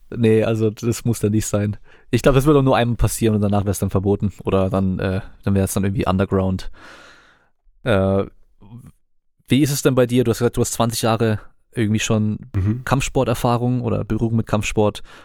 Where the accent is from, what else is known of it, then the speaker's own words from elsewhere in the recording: Germany; bei uns in Deutschland